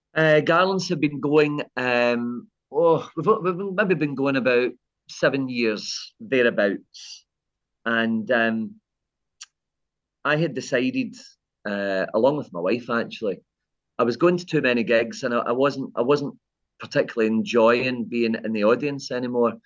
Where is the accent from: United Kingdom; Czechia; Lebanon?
United Kingdom; Kilmarnock, Scotland; my early days growing up in Kilmarnock